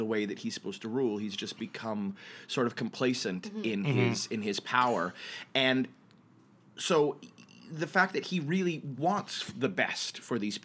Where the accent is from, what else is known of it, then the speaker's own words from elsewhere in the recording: Canada; moved away as an adult; also born or lived in Toronto; now in New York, United States; I'm from Canada originally